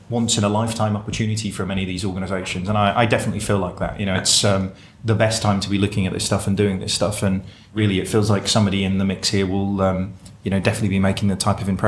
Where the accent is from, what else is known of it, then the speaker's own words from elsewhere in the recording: England, United Kingdom; I, I, love that that whole story started from obviously I'm an Englishman, so I travelled for the World Cup.